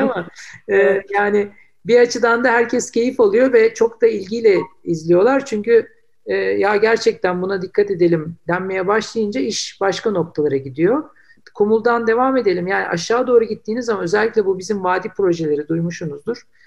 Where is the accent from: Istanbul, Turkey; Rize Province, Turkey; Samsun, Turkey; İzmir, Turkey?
Istanbul, Turkey; ben İstanbullular olarak